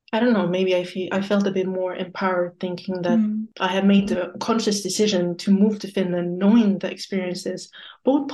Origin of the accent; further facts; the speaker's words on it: Luxembourg; where my family is based, where I grew up. So that was Luxembourg.